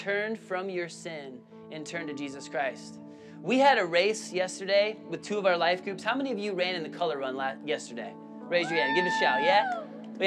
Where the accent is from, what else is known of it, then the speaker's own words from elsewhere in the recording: Illinois, United States; now in Spartanburg, United States; I grew up in Illinois where there's a grid system